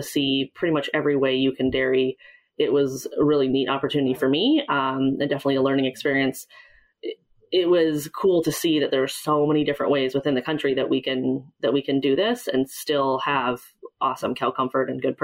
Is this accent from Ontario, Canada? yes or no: no; Vancouver, British Columbia, Canada; moved away; I grew up in the suburbs just outside of Vancouver, British Columbia